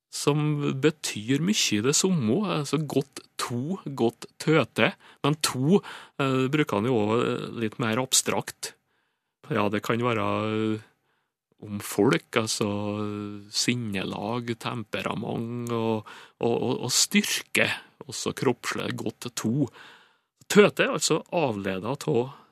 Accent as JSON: {"language": "Norwegian", "area": "Sunndalen, Nordmøre", "region": "Møre og Romsdal", "country": "Norway", "said": "Og Søndalen inns på Nordmøre, der jeg kommer ifra."}